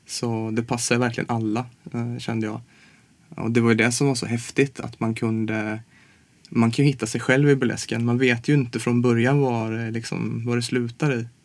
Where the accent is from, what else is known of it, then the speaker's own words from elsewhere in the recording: Småland, Sweden; now in Stockholm, Sweden; jag kommer från Småland